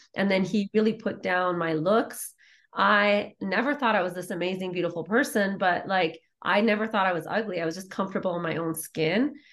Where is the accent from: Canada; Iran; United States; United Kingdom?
Iran; moved away; I was raised in war in Iran